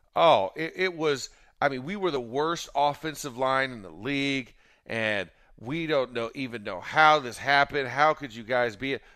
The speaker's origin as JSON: {"language": "English", "region": "Florida", "country": "United States", "said": "I'm a Southern boy. I'm from Florida. My family's from Georgia"}